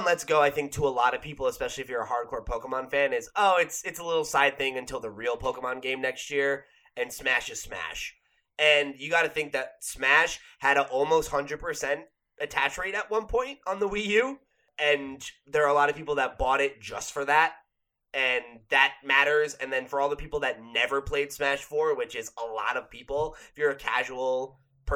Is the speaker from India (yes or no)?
no; New Jersey, United States; growing up in New Jersey